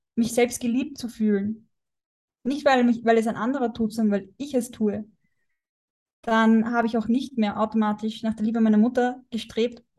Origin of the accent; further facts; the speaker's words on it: Austria; moved away as an adult; bin jetzt äh, aus Prag, äh, aus Österreich ausgewandert